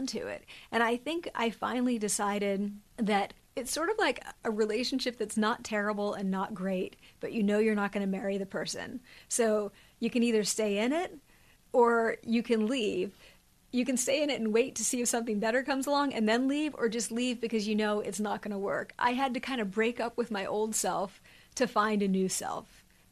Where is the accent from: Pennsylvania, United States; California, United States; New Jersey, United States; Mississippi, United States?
Pennsylvania, United States; moved away; I grew up in Amish country